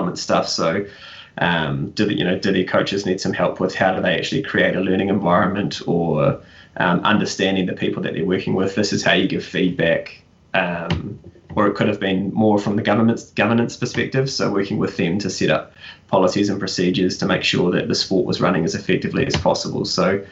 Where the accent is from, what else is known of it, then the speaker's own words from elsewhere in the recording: Nelson, New Zealand; moved away as an adult; also born or lived in Whanganui / Dublin; now in Auckland, New Zealand; I grew up in Nelson, so played rugby for Nelson Bays up until like under 17.